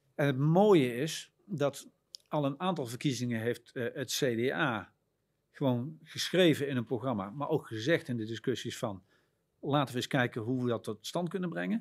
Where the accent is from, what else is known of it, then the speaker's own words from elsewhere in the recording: Netherlands; Wij vinden het als Nederlanders